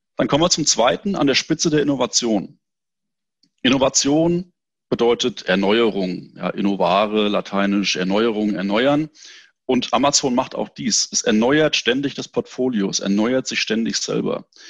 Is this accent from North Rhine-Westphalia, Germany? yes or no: no; near Frankfurt, Hesse, Germany; Ich komme aus Hessen, in der Nähe von Frankfurt